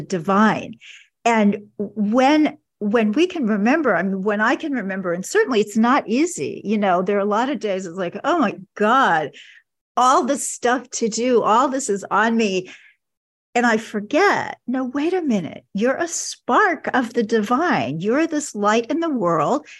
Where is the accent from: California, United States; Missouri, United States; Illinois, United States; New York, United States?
Missouri, United States; Kansas City; my hometown of Kansas City